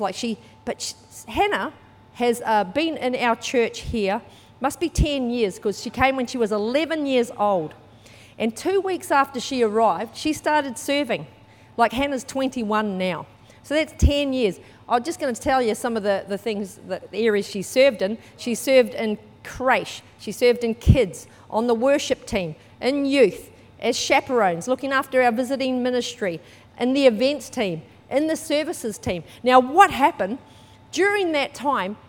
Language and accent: English; New Zealand; moved away; I was brought up in New Zealand. You might be able to tell by my accent